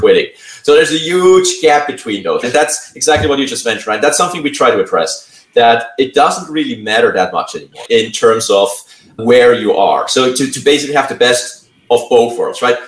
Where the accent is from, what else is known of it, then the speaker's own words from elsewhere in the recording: Switzerland; now in Santa Clara, United States; originally from Switzerland. Now I'm calling in from the San Francisco Bay Area. Live mm-hmm. now in Santa Clara, or have been for a few years